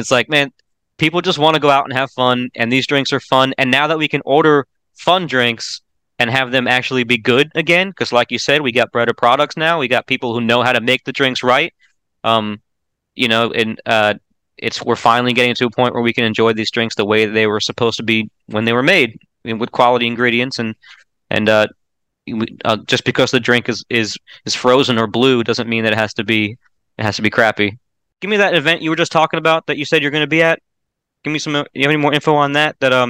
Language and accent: English; Florida, United States; moved away; I grew up in Florida